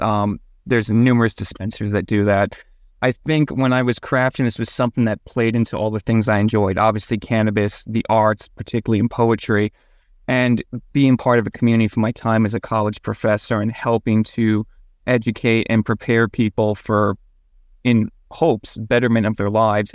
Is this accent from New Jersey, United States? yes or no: yes; Washington, New Jersey, United States; moved away as an adult; also born or lived in Colorado; what was essentially my hometown